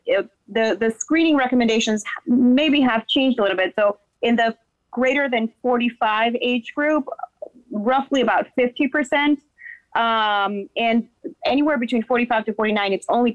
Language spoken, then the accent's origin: English; Dominican Republic; also born or lived in Boston, United States; now in Florida, United States; So I'm from Dominican Republic originally